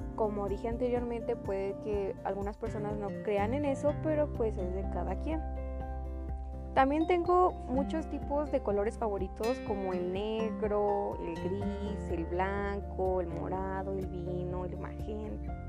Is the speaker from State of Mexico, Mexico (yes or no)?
yes; State of Mexico, Mexico; soy del Estado de México